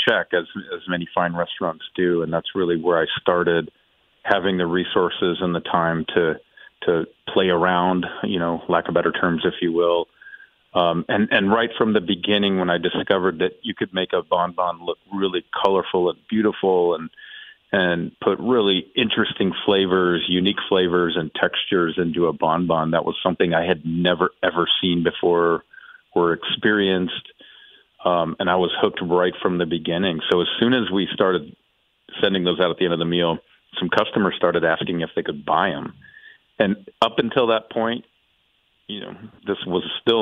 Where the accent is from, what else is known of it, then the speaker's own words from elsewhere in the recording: Kansas City, Missouri, United States; moved away as an adult; also born or lived in Las Vegas; ultimately ended up moving back to my hometown to work as a pastry chef at a really famous restaurant here